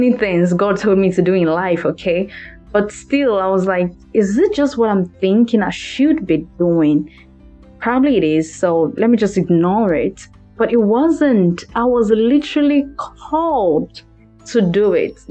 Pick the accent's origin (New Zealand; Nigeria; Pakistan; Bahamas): Nigeria; English is a second language; now in Los Angeles, United States; I'm from Maryland, by the way, of Nigeria.